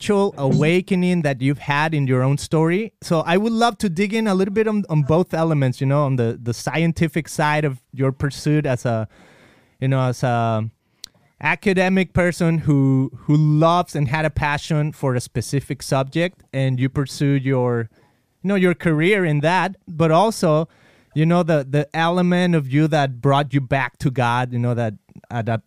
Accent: Mexico; I grew up in Mexico and I remember like being in elementary school

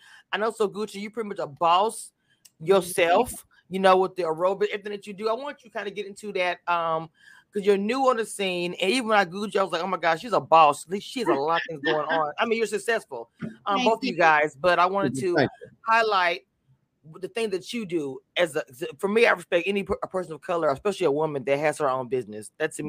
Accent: Louisiana, United States; now in Texas, United States; I am from Louisiana. Originally, I live in Texas.

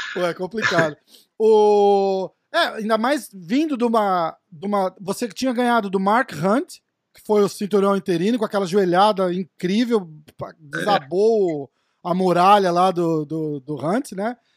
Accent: Brazil; como brasileiro

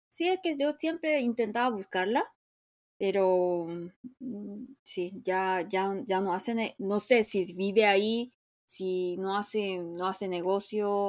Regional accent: South Korea; first language Korean; Spanish is a second language; como soy nativa y no entiendo el coreano, aunque sea dialecto, no puede ser.

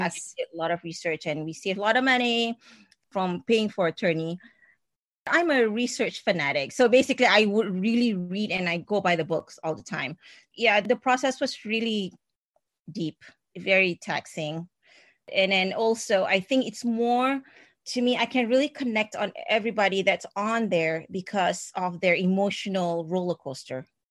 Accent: Singapore; moved away as an adult; I am a Singaporean and I, I um, I've been here for 20 years

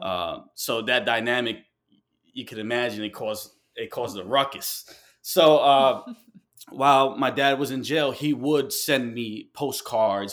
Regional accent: New York City, New York, United States; moved away; also born or lived in Ecuador (ancestry) / Colombia (ancestry); I moved from New York. uh, I had to move away from New York

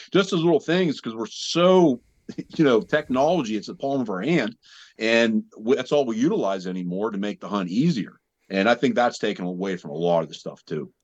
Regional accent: Southwest Pennsylvania, United States; I'm from Southwest Pennsylvania

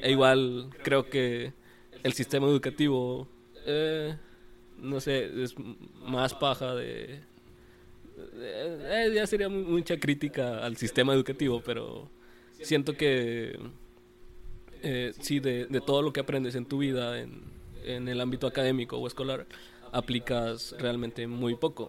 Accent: Mexico; como mexicanos

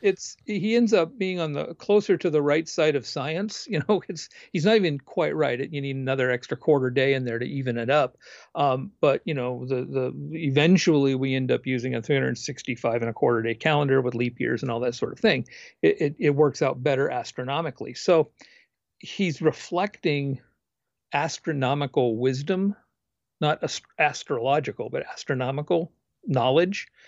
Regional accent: West Coast, United States; I, I grew up on the West Coast.

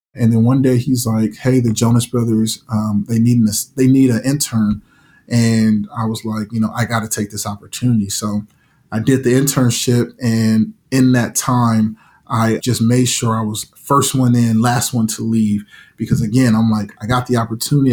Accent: Las Vegas, Nevada, United States; growing up in Vegas

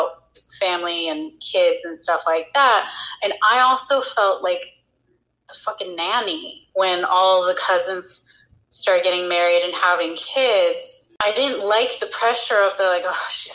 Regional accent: Chicago, Illinois, United States; I grew up in Chicago

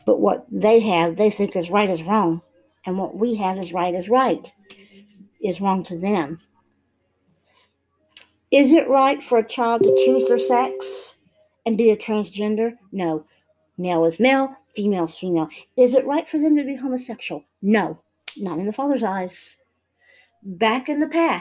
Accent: United States; also born or lived in Israel; I'm an American citizen. I'm proud of being American and being Hebrew and having two different nationalities that I can call home.

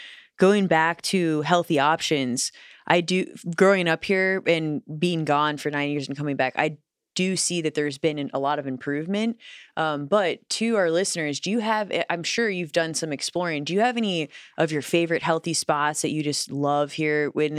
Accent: Midwest, United States; also born or lived in Los Angeles, United States; I mean, I remember being a Midwesterner and going out there, just going for a walk.

